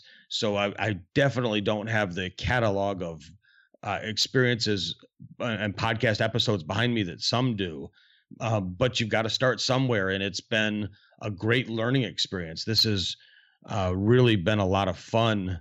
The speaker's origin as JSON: {"language": "English", "region": "Northern Michigan", "country": "United States", "tie": "born or raised there", "also_born_or_lived": "Lake Huron", "moved": "yes", "lives_now": "South Texas, United States", "said": "growing up in Northern Michigan or in Michigan"}